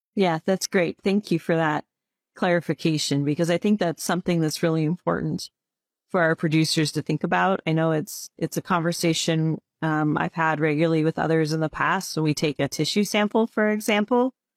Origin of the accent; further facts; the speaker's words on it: Illinois, United States; I grew up in Illinois